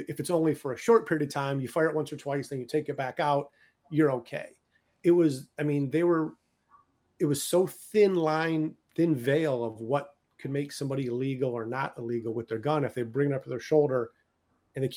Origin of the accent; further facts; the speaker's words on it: Detroit, Michigan, United States; moved away; also born or lived in Chicago; I was born and raised in Detroit, Michigan